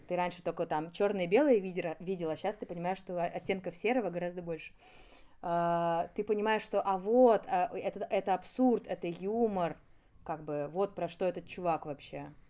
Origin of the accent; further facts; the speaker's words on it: Moscow, Russia; Я родилась неподалеку, и все мое детство прошло в Доказил